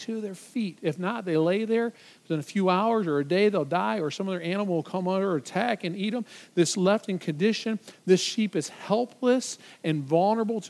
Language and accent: English; just outside of Detroit, Michigan, United States; I grew up just outside of Detroit